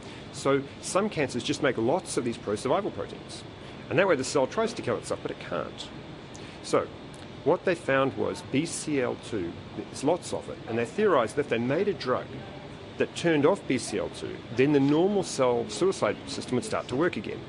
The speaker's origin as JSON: {"language": "English", "country": "New Zealand", "also_born_or_lived": "Auckland", "moved": "as an adult", "lives_now": "Melbourne, Australia", "said": "I'm a Kiwi, I love New Zealand"}